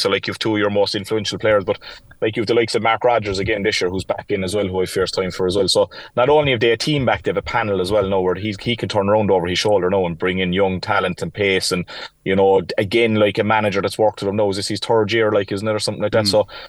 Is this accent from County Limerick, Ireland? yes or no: yes; County Limerick, Ireland; Definitely not Clare and Limerick either, Eddie. I tell you that now after growing up in Limerick.